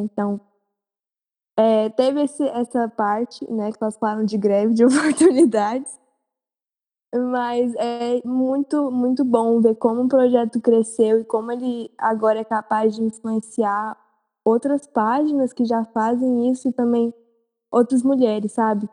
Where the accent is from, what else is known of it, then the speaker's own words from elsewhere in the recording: Goiânia, Goiás, Brazil; eu sou de Goiânia, nasci e cresci aqui